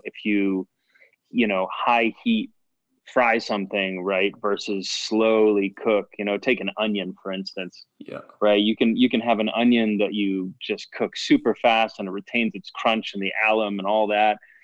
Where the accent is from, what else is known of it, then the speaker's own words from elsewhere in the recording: Chicago, Illinois, United States; moved away; also born or lived in Boston; I was born in the Chicago area